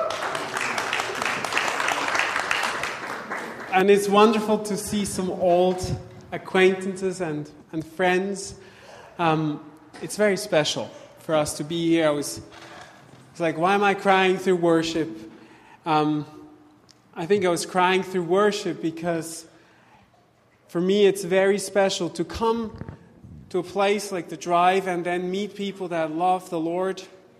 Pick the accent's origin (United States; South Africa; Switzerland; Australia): Switzerland; moved away as an adult; also born or lived in Vancouver, Canada; we left Vancouver to go back to my home country, to Switzerland